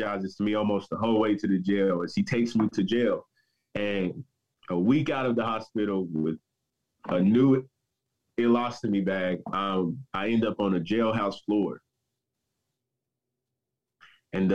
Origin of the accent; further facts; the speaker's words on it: Southern Kentucky, United States; I grew up in Southern Kentucky